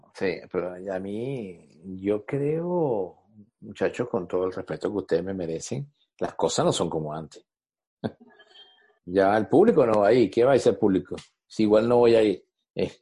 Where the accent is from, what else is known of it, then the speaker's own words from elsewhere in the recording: Venezuela; como venezolano